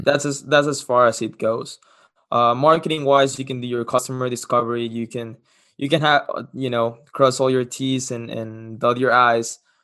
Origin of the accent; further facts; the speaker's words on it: Cancun, Quintana Roo, Mexico; English is a second language; moved away as an adult; also born or lived in Los Cabos, Mexico; now in Lincoln, United States; I'm from Mexico. Uh, I was born in Los Cabos, moved to Cancun, where I lived since I was six years old